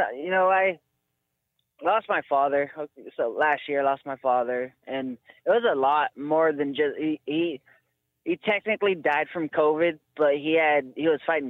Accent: Eugene, Oregon, United States; But so I grew up here in Eugene, Oregon with my two aunts.

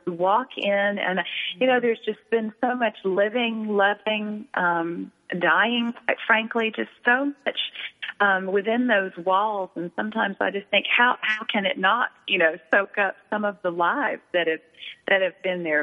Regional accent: Atlanta, Georgia, United States; moved away as an adult; also born or lived in Colorado; now in Nashville, United States; I was born and raised in Atlanta

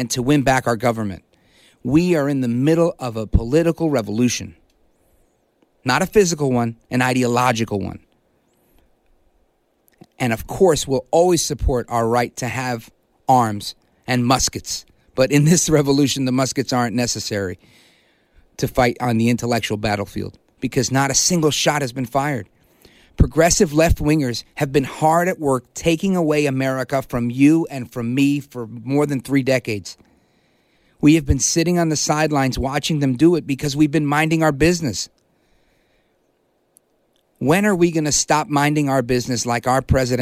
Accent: New York City, New York, United States; first language English; moved away; also born or lived in New Jersey; I was born in Brooklyn, New York, and then I moved to Jersey

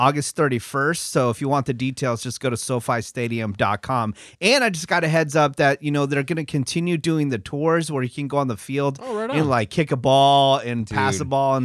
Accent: Bay Area, California, United States; I'm from the Bay Area

